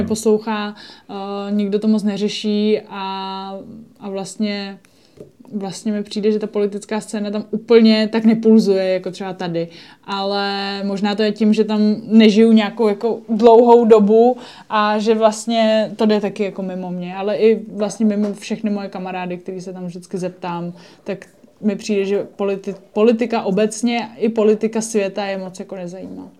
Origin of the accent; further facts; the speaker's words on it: Czechia; also born or lived in Japan; my jako Češi